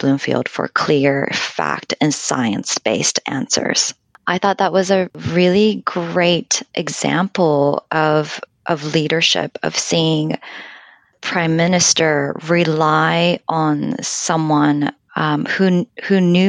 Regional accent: Japan; English is a second language; And I wonder also, I come from Japan, where things like apps would never, ever be released in a developing form.

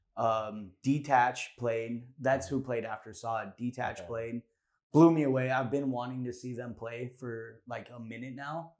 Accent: Orange County, California, United States; Orange County, we're from Orange County.

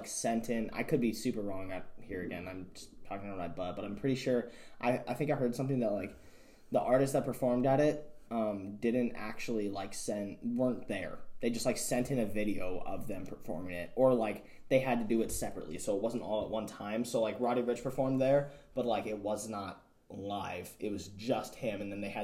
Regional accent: United States; I'm a white dude, growing up in America

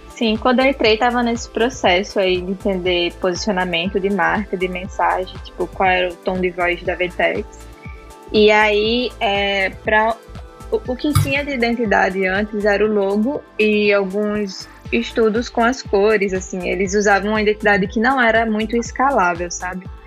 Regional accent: João Pessoa, Paraíba, Brazil; moved away as an adult; now in Santa Catarina, Brazil; eu sou natural de João Pessoa, na Paraíba

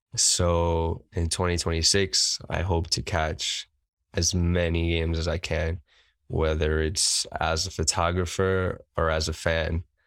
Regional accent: New York City, New York, United States; I've been here my whole life

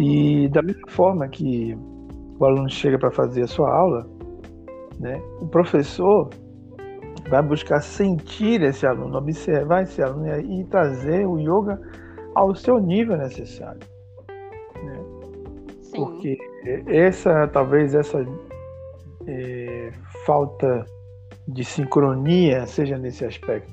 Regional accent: Salvador, Bahia, Brazil; da periferia de Salvador, da minha terra

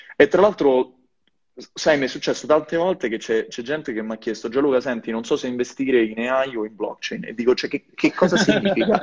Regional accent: Italy; moved away as an adult; also born or lived in Rome / Silicon Valley / Belgium; now in Denmark; col mio paese, però non ce l'ho fatta, me ne sono venuto qua

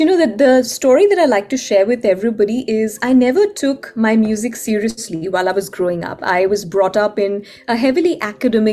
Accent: Ahmedabad, Gujarat, India; moved away as an adult; now in Seattle, United States; I was born and raised in Ahmedabad

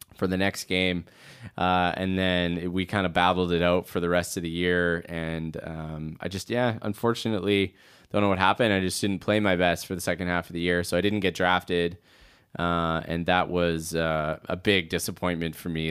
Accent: Edmonton, Alberta, Canada; being a Canadian boy, in a way, it's just, like, you know, when you grow up, I grew up in Edmonton

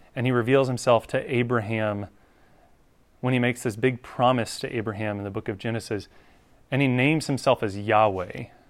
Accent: North Carolina, United States; I grew up in North Carolina

